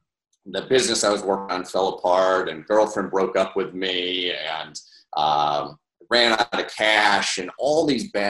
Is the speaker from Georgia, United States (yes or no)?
no; Syracuse, New York, United States; also born or lived in Skaneateles, New York; I'm from Central New York, obviously, and I grew up a fifth generation retailer. My parents had a grocery store right in Syracuse, New York. And so it's where I grew up